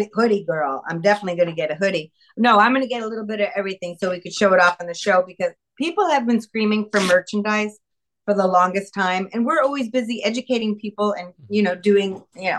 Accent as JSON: {"language": "English", "region": "New York", "country": "United States", "tie": "born or raised there", "said": "I was born in New York"}